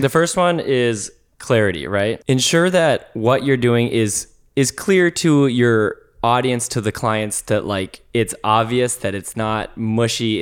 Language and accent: English; Minnesota, United States; moved away as an adult; When I moved out here from, uh, Minnesota